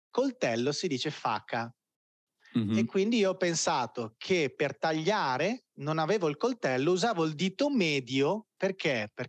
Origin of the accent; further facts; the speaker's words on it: Brazil; io brasiliano che voglio andarmene da qua.